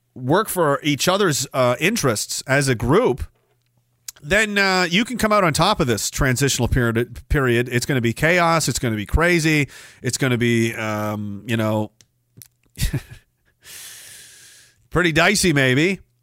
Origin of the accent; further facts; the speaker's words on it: Canada; parts of the town I grew up in were literally physically built by members of my family.